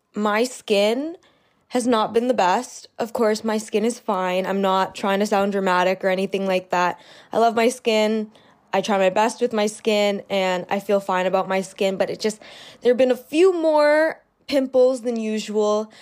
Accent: Canada; I live in Canada, I'm Canadian

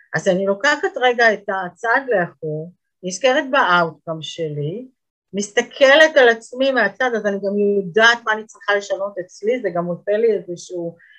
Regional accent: Israel; אנחנו כישראלים

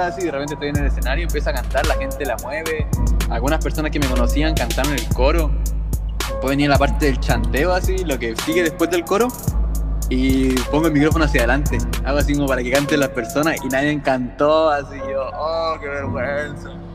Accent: Valparaíso, Chile; soy de Valparaíso, de Chile

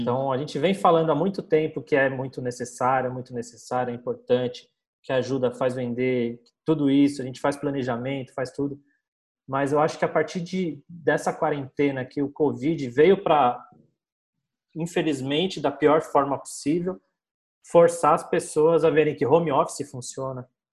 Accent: São Paulo, Brazil; sou aqui de São Paulo, tenho uma agência aqui na Vila Madalena

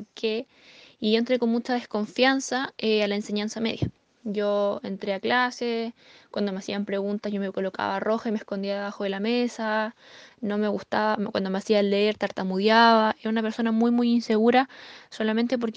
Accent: Temuco, Araucanía, Chile; eh, actualmente plata del negocio de, Amway. Eh, soy de Temuco, ya nacida y criada acá. Tengo 21 años de edad.

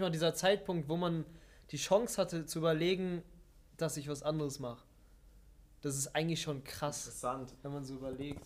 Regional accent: Witten, North Rhine-Westphalia, Germany; also born or lived in Wuppertal; Ich komme äh, eigentlich aus Bochum-Witten

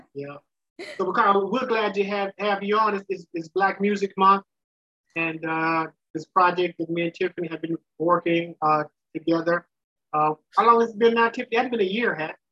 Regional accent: the South, United States; I'm from the South

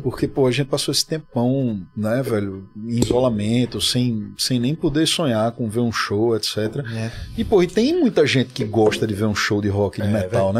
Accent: Recife, Pernambuco, Brazil; aqui em Recife, que é a minha terra, que é o lugar que eu sempre fui para shows

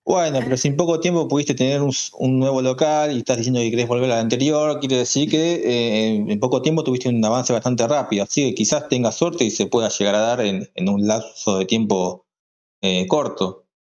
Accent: Córdoba, Argentina; somos de Córdoba

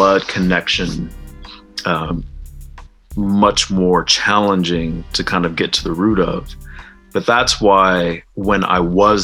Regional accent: Fresno, California, United States; moved away; I'm from Fresno

